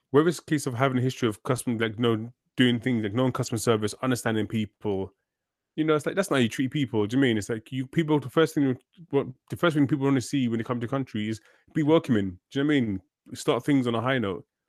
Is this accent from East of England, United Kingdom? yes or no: no; London, United Kingdom; I grew up, I grew up in London.